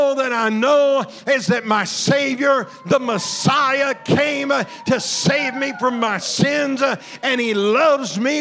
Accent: Southern Illinois, United States; also born or lived in Alabama / Georgia; I grew up in Southern Illinois around a bunch of farmers and coal miners

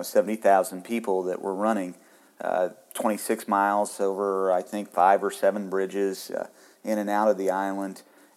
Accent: Kansas, United States; now in Indiana, United States; But I'm originally from Northwest Kansas, and you know, and now I'm here in Indiana

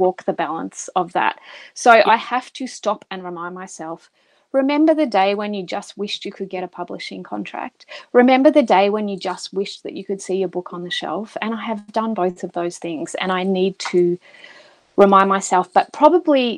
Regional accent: Australia; we're both Australian

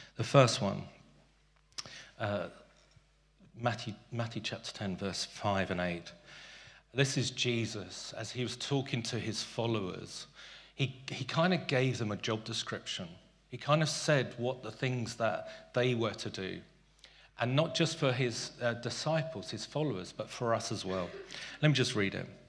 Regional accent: London, United Kingdom; also born or lived in South Africa; As a boy growing up in South Africa and Tooting

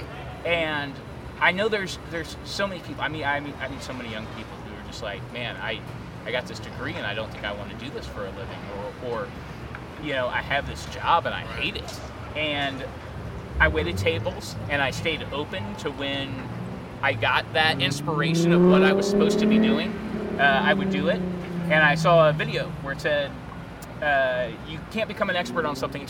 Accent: Gladstone, Missouri, United States; I grew up in Gladstone. I graduated from North Kansas City High School

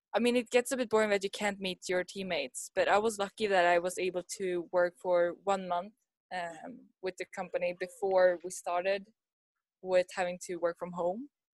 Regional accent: Sweden; moved away as an adult; now in Kawasaki, Japan; i'm from sweden i grew up in sweden but i'm in japan because i'm here for an internship so i live in uh, kawasaki at the moment

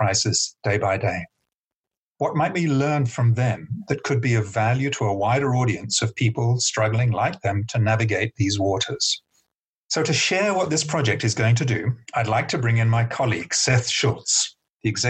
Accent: United Kingdom; moved away as an adult; now in Cape Town, South Africa; And though you can hear I'm originally British, I've lived here since 1993.

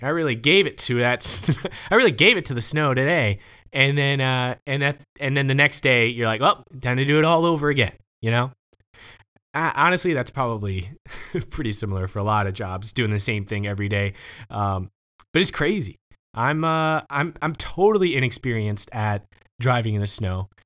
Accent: the South, United States; also born or lived in Oklahoma; I'm from the South

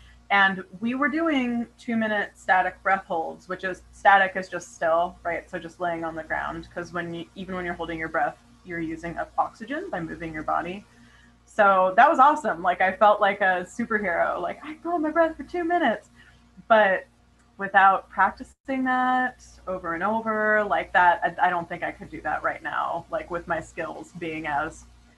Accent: Hawaii, United States; born there; but also I was born in Hawaii. And my family are like water people.

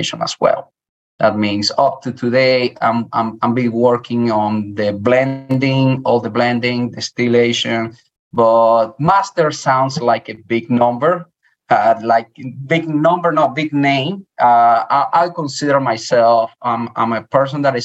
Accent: Dominican Republic; English is a second language; moved away as an adult; also born or lived in Cuba; now in Louisiana, United States; I'm from Cuba. I'm raised in Dominican Republic.

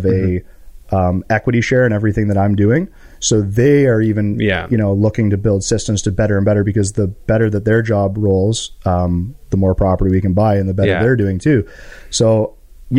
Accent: Canada; we are all happy and proud to be Canadian

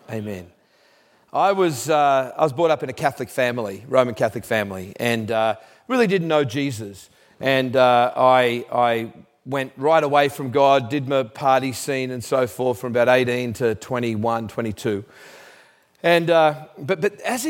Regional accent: Australia; I'm Australian

